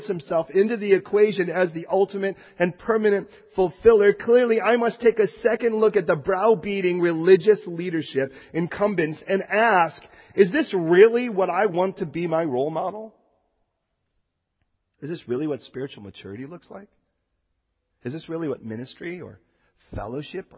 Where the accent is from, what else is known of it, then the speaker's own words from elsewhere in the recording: Chicago, Illinois, United States; now in California, United States; I was born in Chicago. And when I was born in Chicago, do you know what they called me? A Chicagoan. I talk like this